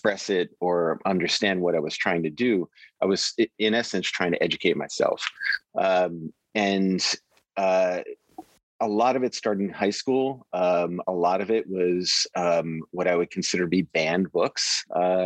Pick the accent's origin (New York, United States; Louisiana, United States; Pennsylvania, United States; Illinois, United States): New York, United States; New York City; I grew up in Queens, New York.